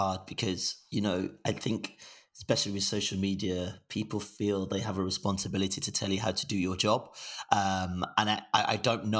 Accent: Nigeria; also born or lived in Nancy, France / England; So, you know, we grew up in Nigeria. We lived in France for a little bit. My dad was studying in Nancy for a bit in France. Moved back to Nigeria and then we moved to England.

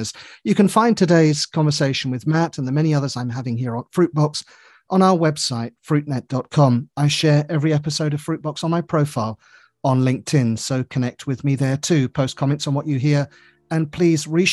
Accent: England, United Kingdom; I say that as an Englishman

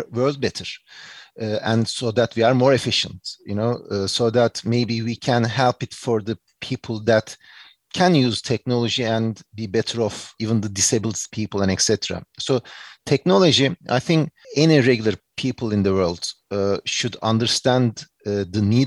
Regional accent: Turkey; accent: Turkish English; English is a second language; moved away as an adult; also born or lived in United States / New York; I did my undergrad and high school and everything in Turkey, my home country

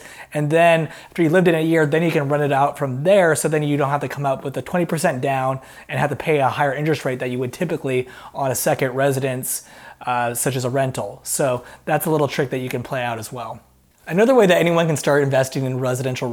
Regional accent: Portland, Oregon, United States; a realtor investor in my hometown of Portland, Oregon

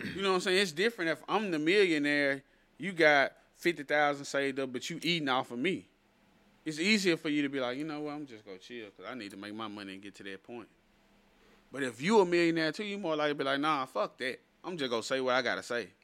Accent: an hour and a half from Baton Rouge, Louisiana, United States; moved away as an adult; now in Dallas, United States; Baton Rouge is like an hour and a half from where I, from where my hometown

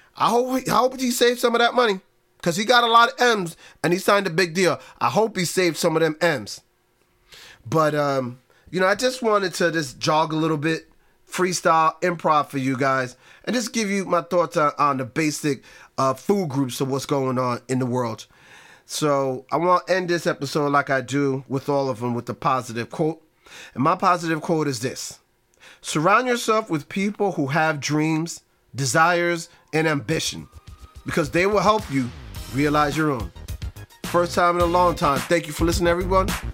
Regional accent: New York, United States; I'm a New Yorker

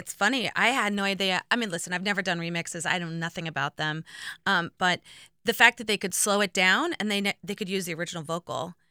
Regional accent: Indiana, United States; growing up in Indiana

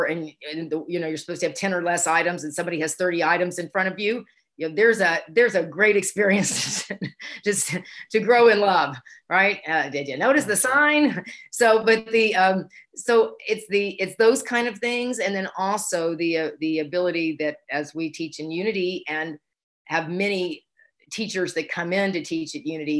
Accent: Houston, Texas, United States; I grew up in Houston, Texas

